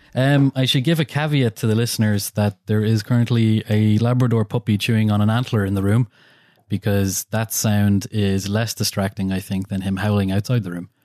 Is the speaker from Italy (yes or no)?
no; Ireland; being an Irish person